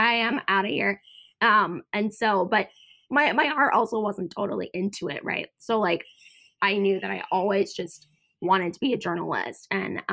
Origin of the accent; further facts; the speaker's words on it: United States; also born or lived in Georgia, United States / Boston, Massachusetts / North Carolina; I grew up, I was born in Georgia, and then I grew up in Boston and North Carolina.